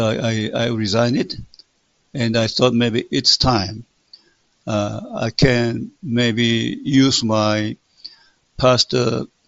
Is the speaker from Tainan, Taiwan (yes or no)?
yes; Tainan, Taiwan; moved away; also born or lived in United States; I was born in Tainan County, Dai Lam, Tainan County, in southern part of Taiwan